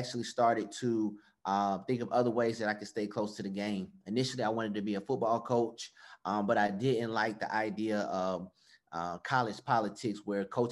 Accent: Atlanta, Georgia, United States; I'm from Atlanta, Georgia

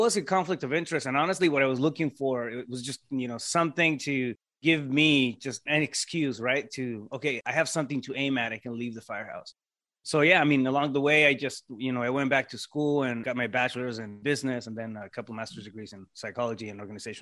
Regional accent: Yuma, Arizona, United States; now in Phoenix, United States; I'm originally from Yuma.

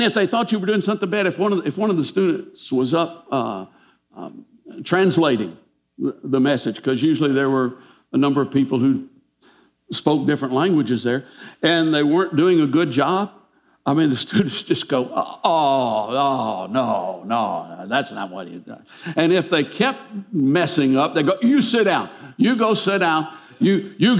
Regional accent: United States; we're American Christians.

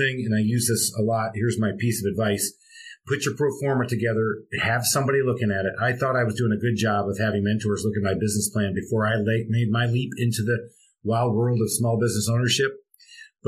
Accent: Michigan, United States; moved away as an adult; also born or lived in Charlotte, North Carolina; now in Atlanta, United States; I'm born and raised in Michigan

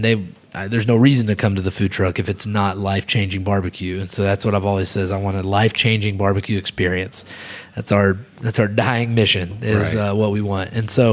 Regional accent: Little Rock, Arkansas, United States; I'm from Little Rock.

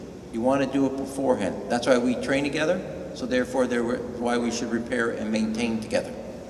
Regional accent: United States; now in Japan; as a father of a Navy officer and as an American

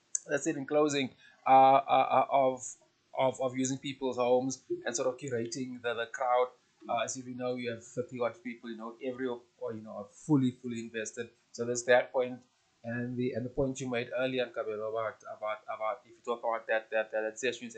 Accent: South Africa; And I'm talking mostly from South African perspective.

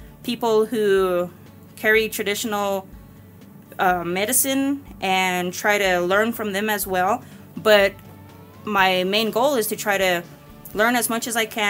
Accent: Mescalero, New Mexico, United States; From here, Mescalero. I was born and raised at Galerito Flats

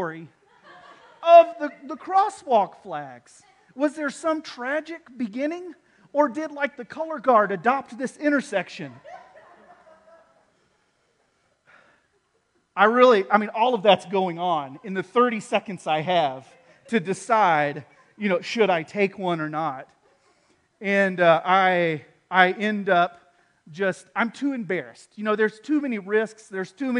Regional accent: Texas, United States; I'm from Texas

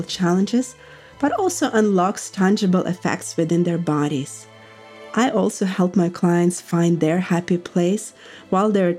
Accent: Russia; moved away as an adult; now in United States; growing up in Russia, and soon making the American dream come true at the age of 23

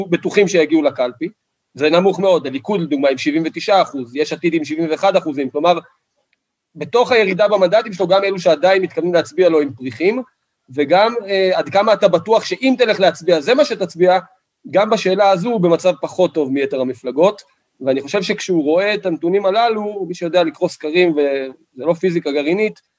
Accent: Kiryat Arba, West Bank, Palestine; אני גדלתי בקריית ארבע, מאז שאני זוכר את עצמי, שכנים שלי אה, נפצעו ונרצחו בפיגועים.

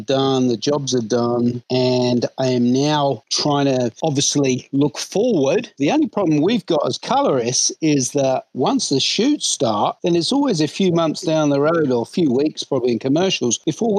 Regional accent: London, United Kingdom; So anyway, I grew up in London.

